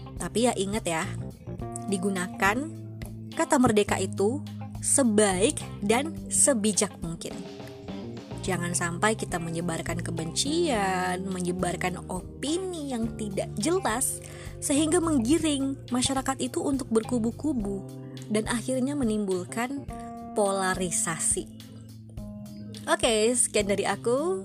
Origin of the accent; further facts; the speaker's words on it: Bengkulu, Indonesia; asalku dari Bengkulu